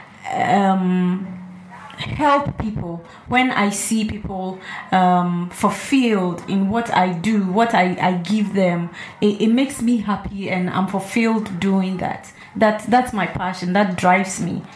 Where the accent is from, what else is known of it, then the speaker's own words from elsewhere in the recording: Volta, Ghana; I'm from the Volta region